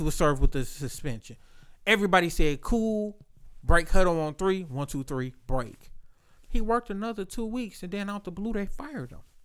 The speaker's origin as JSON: {"language": "English", "town": "Inkster", "region": "Michigan", "country": "United States", "said": "I'm from Inkster"}